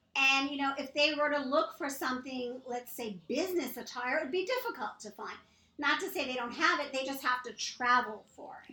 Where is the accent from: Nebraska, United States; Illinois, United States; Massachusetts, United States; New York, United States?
New York, United States; New York City; moved away; also born or lived in Las Vegas / California; I grew up in New York City